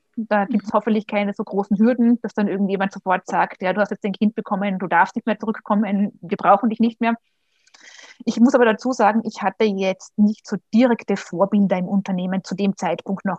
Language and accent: German; Vienna, Austria; also born or lived in Germany / Switzerland; Ich bin aus Österreich, aus Wien, hört man vielleicht auch.